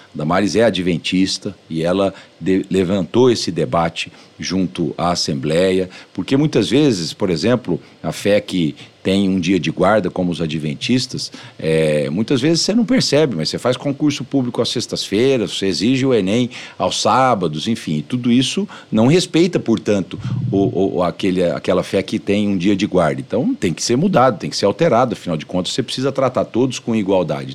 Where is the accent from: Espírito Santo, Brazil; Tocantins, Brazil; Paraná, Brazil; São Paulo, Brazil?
São Paulo, Brazil; São José do Rio Preto; also born or lived in Tanabi; passei a minha infância e adolescência em São José do Rio Preto